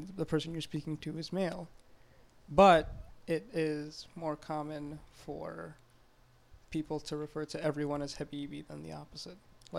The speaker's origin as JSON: {"language": "English", "town": "Montreal", "region": "Quebec", "country": "Canada", "tie": "born or raised there", "also_born_or_lived": "Saudi Arabia", "said": "I was born in Saudi, 94. And then when I was about 9 years old, my father, who is a cardiovascular surgeon, was pursuing a fellowship abroad in Canada. So the whole family packed up and moved to Montreal."}